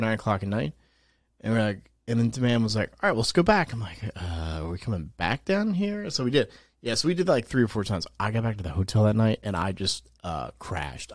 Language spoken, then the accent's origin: English; New Jersey, United States; moved away; I'm from New Jersey, I don't live there now